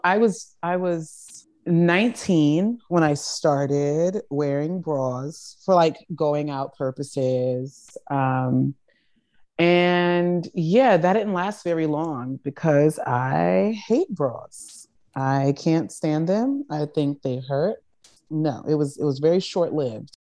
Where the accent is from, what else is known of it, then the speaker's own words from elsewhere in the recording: Charleston, South Carolina, United States; I grew up in the South. I grew up in Charleston, South Carolina. In fact, I actually grew up in a rural community, um, called Johns Island